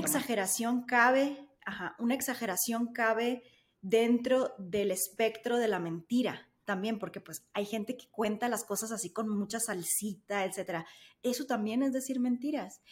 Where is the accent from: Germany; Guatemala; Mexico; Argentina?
Mexico; Sonora; now in Mexico City, Mexico; en el norte, al menos en Sonora, somos un poco más directos